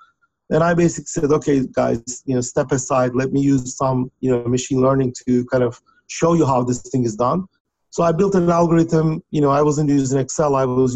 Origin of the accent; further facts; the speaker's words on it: Turkey; moved away as an adult; now in United States; I was born and raised in Turkey, where I got my undergraduate degree. And then I came to United States to do my PhD